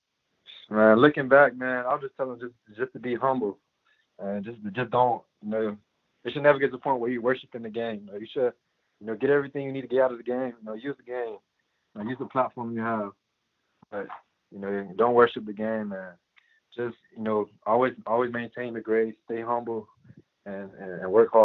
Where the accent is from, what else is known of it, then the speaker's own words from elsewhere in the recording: Miami, Florida, United States; I'm from Miami.